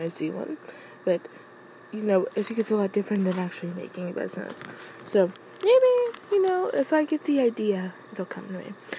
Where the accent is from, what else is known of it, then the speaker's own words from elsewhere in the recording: Midwest, United States; I'm from the Midwest